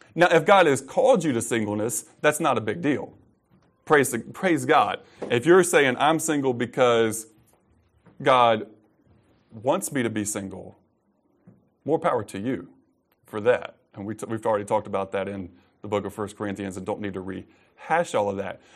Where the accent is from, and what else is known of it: United States